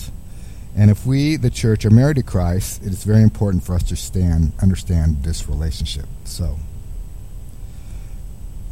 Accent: Midwest, United States; growing up in the Midwest

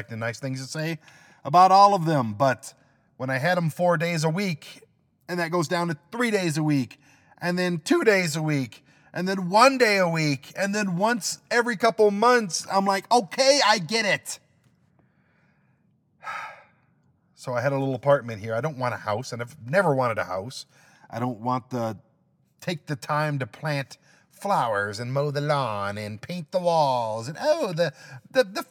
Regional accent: Detroit, Michigan, United States; moved away as an adult; also born or lived in Colorado Springs, Colorado / Lawton, Oklahoma; I'm originally from Detroit, Michigan

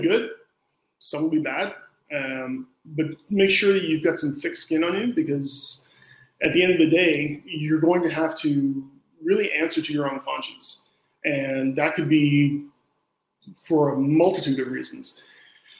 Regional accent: Canada; I'm Canadian

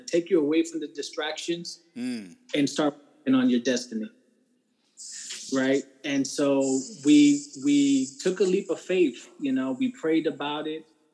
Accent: Newark, New Jersey, United States; moved away as an adult; now in Gainesville, United States; We are originally from Newark, New Jersey

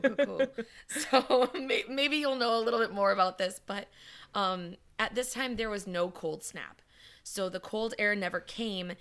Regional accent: Wisconsin, United States; I'm from Wisconsin

